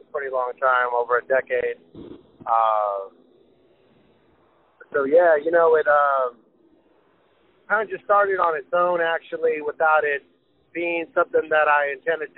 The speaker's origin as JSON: {"language": "English", "town": "Lynwood", "region": "California", "country": "United States", "tie": "born or raised there", "said": "I grew up in Lynwood, which is over by the Long Beach side of town"}